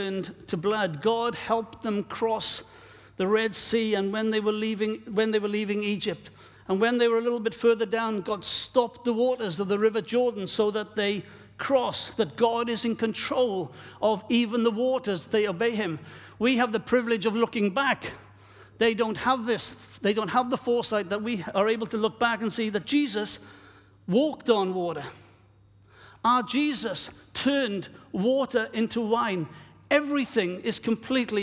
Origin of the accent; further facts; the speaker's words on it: Wales, United Kingdom; moved away; my own country of Wales, my home country